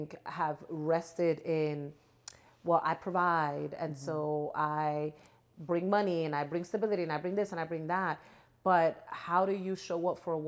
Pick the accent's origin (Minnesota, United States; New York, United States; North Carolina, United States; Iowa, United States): New York, United States; New York City; moved away as an adult; now in California, United States; I'm born and raised in New York, BX stand up, and I now live in California